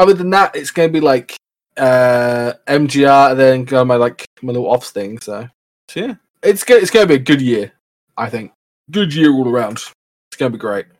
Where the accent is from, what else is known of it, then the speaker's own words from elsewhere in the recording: England, United Kingdom; I'm from England